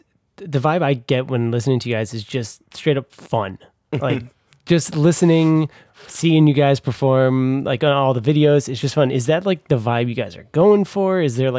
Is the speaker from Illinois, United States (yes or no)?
no; New York City, New York, United States; as a New Yorker